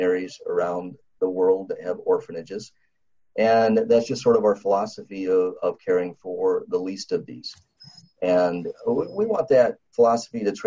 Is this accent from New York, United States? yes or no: no; South Dakota, United States; I was born in South Dakota. There's a lot of Indian reservations out there. And I kind of grew up seeing people that are dependent upon the government